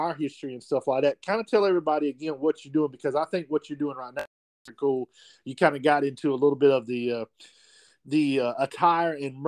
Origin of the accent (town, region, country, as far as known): Abbeville, South Carolina, United States; born or raised there